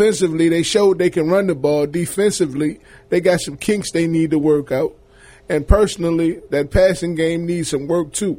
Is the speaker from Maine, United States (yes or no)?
no; Richmond, Virginia, United States; Born and raised in Richmond, Virginia